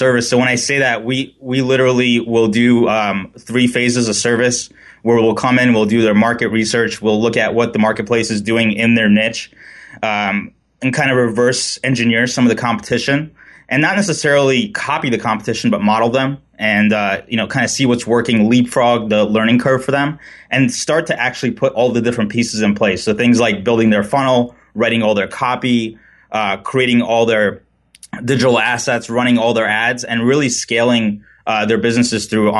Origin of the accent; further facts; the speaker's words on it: New York City, New York, United States; now in San Clemente, United States; We reside in beautiful San Clemente, California. I grew up originally in New York City, and I'm kind of getting used to having just one season instead of four